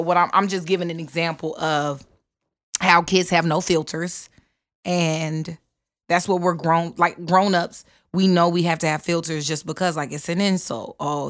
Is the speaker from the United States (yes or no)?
yes; the South, United States; I'm from the South. So homeschool was done totally different than, I don't know, probably whatever idea you have, but it was more like a community homeschool.